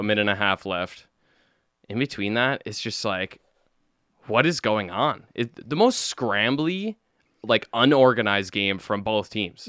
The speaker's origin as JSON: {"language": "English", "town": "Calgary", "region": "Alberta", "country": "Canada", "said": "we're from Calgary"}